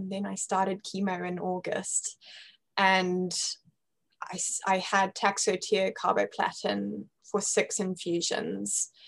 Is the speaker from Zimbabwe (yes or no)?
yes; Zimbabwe; accent: British; Yeah yeah, I'm, I'm from Zimbabwe and um, my mom is British and uh, hence the the British accent.